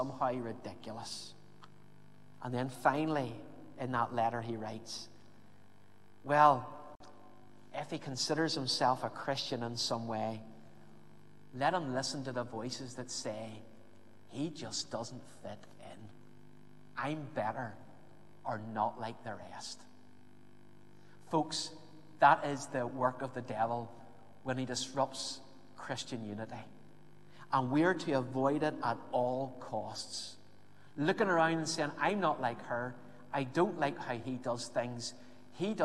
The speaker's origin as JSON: {"language": "English", "town": "Belfast", "region": "Northern Ireland", "country": "United Kingdom", "tie": "born or raised there", "said": "growing up in Belfast"}